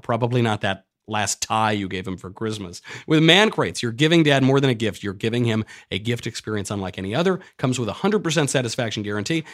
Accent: New York, United States; moved away; I'm from New York

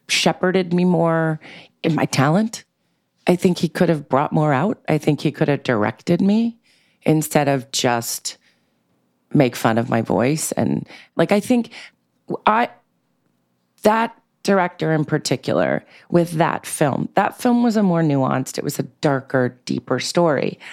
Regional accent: New York City, New York, United States; I grew up in New York City in a very eclectic, bohemian, um, uh, diverse way in Manhattan

